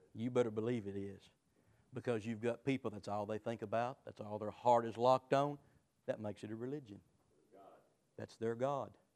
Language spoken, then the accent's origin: English; United States; I'm an American, I'm free